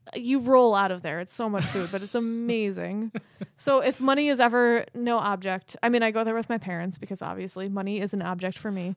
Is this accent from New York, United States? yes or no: yes; Fairport, New York, United States; accent: Rochester; I'm a white girl from Fairport